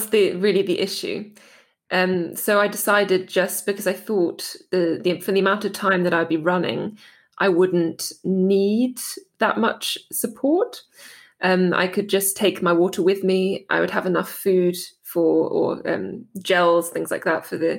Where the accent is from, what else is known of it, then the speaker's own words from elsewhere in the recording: Dartmoor, South West England, United Kingdom; moved away as an adult; also born or lived in Heidelberg, Germany; now in Germany; where I grew up on Dartmoor